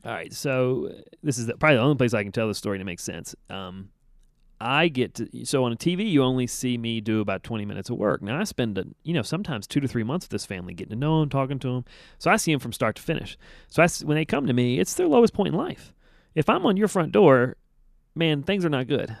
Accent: United States

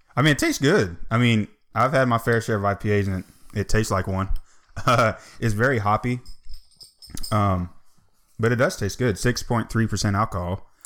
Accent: Atlanta, Georgia, United States; born and raised in Atlanta

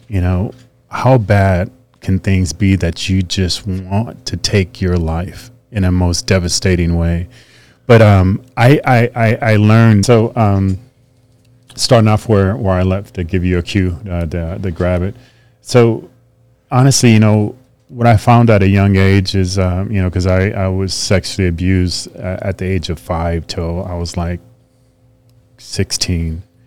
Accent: Fresno, California, United States; It was in Fresno, my hometown.

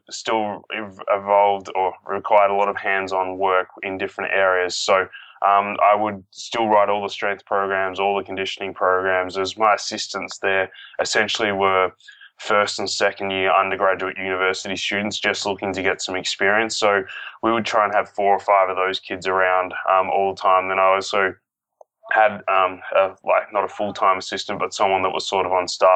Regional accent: Australia; moved away as an adult; now in United States; I'm obviously from Australia and I've moved over to the US for work.

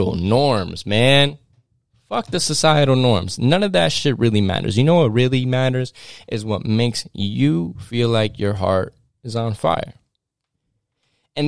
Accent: New York City and Westchester, United States; I grew up in between New York City, going in between New York City and Westchester, New York.

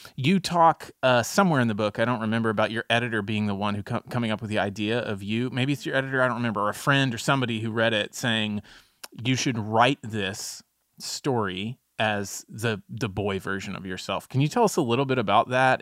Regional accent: Texas, United States; as a Texan

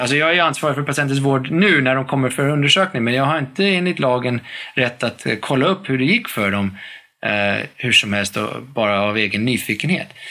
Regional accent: United States; moved away as an adult; now in Sweden; jag växte upp i, i, i USA med, mellan ett och ett halvt år och arton års ålder

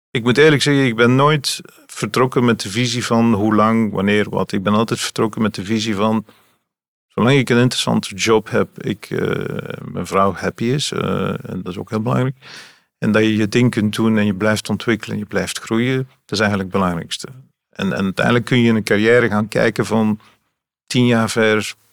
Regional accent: Ghent, Flanders, Belgium; In Gent. Gent, in de stad.

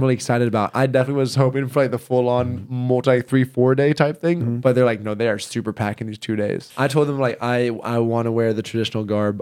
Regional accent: the South, United States; I grew up in the South

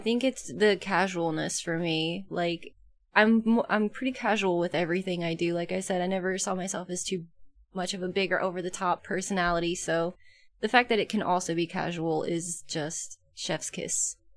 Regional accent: about an hour west of Atlanta, Georgia, United States; moved away; I grew up in Georgia about an hour west of Atlanta

